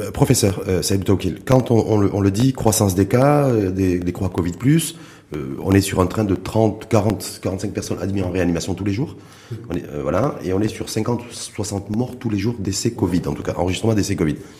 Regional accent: Morocco; chez nous, au Maroc

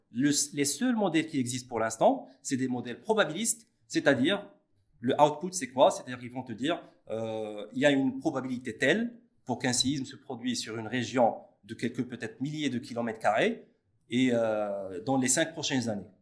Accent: Morocco; chez nous au Maroc

